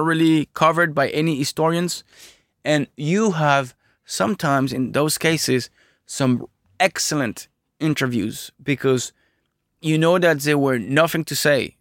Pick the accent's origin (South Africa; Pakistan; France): France; I'm from France